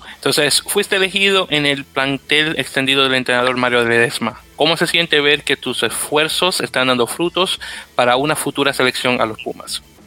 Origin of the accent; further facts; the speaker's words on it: Dominican Republic; now in New York City, United States; Juan está en mi tierra de República Dominicana